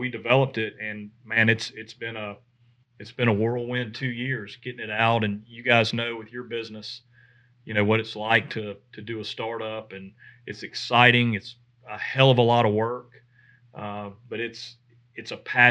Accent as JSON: {"language": "English", "region": "the South", "country": "United States", "tie": "born or raised there", "said": "growing up in the South and being a whitetail guy"}